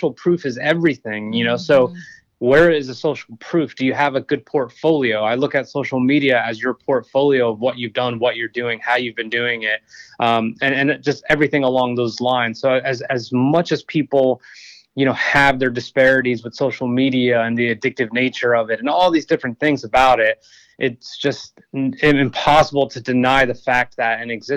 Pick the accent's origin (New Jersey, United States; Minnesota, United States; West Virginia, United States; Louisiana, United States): New Jersey, United States; moved away as an adult; also born or lived in Austin, Texas / Blackstone, Virginia; I grew up in New Jersey, realized I was heading nowhere fast in high school, so I enlisted in the Marine Corps.